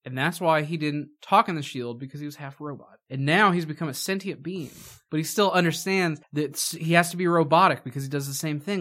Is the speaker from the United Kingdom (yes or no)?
no; Indiana, United States; we're from Indiana.